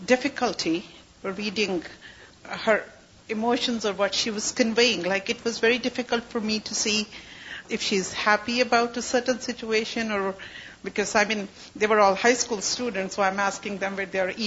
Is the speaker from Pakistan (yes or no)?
yes; Pakistan; moved away; I was born in Pakistan